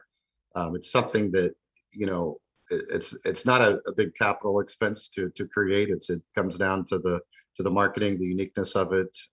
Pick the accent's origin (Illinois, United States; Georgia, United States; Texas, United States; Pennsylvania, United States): Texas, United States; Dallas; moved away as an adult; now in Merritt Island, United States; I was born and raised in the Metroplex. I actually just moved to Florida about a month ago